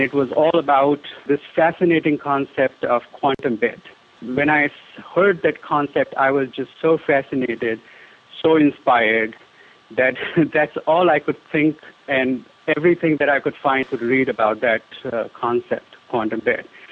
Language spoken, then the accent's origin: English; Delhi, India; when I was a child, I, I grew up in India, primarily Delhi, which is the capital of India